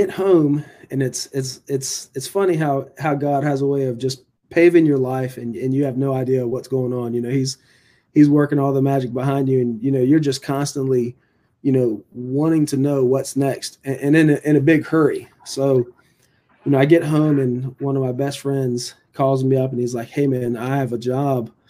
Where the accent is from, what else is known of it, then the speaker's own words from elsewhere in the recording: North Carolina, United States; even though I was from Bertie County, I, I really didn't know where Lawrence Academy was.